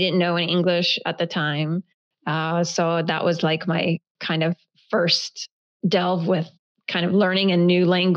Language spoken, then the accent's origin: English; the South, United States; first language Hebrew; English is a second language; also born or lived in Israel; growing up in the South